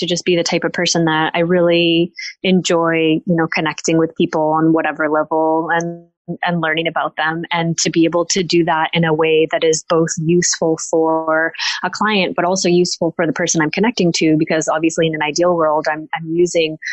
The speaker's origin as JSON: {"language": "English", "country": "United States", "moved": "as an adult", "said": "being an American based over here"}